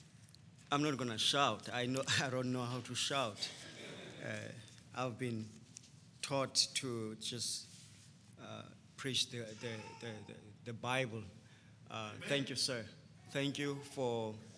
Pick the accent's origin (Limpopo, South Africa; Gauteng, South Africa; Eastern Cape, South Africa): Eastern Cape, South Africa; Transkei; also born or lived in Port Elizabeth, South Africa; I grew up in Transkei